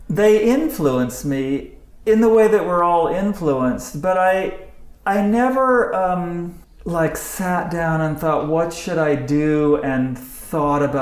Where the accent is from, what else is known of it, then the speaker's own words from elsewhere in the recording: Santa Barbara, California, United States; Where did you grow up? Santa Barbara.